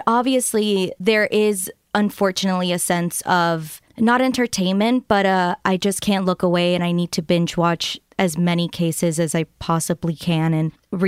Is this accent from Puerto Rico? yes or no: yes; Puerto Rico; I was born and raised in Puerto Rico